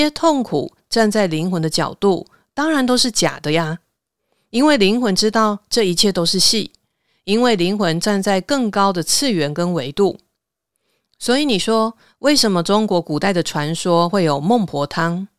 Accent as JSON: {"language": "Chinese", "country": "Taiwan", "said": "我用白话一点的说法，像我们台湾人呐，不是会说啊，这个人是前世有修行的。"}